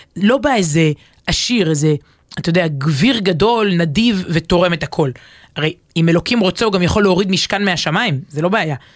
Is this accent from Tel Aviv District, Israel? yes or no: yes; Ramat HaSharon, Tel Aviv District, Israel; גדלתי ברמת השרון